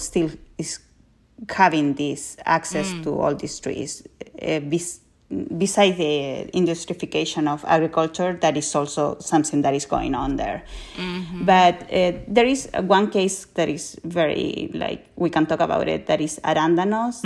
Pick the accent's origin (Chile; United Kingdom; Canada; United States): Chile; Colchagua, O'Higgins; I grew up in Colchagua, like, it's really what is considered where most of the fruits and veggies are grown in Chile.